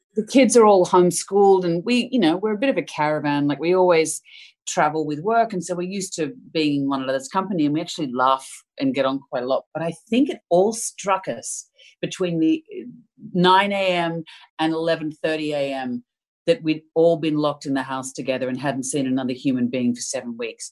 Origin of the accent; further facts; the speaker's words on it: Melbourne, Victoria, Australia; moved away; I grew up in Melbourne